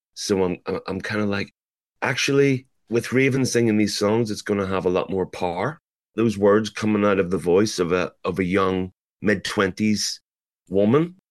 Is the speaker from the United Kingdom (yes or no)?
yes; Belfast, Northern Ireland, United Kingdom; growing up in Belfast